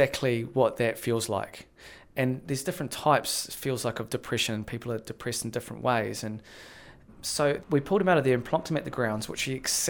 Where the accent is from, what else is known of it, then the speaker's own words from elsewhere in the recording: New Zealand; also born or lived in Las Vegas, United States / London; we in New Zealand